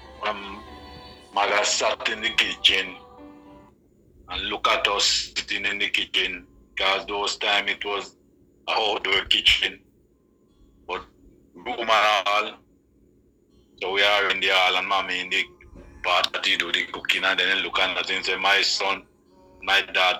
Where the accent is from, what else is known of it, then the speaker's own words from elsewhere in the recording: Rock River, Saint Mary, Jamaica; I grew up in Rock River, a little district called Rock River, in St. Mary.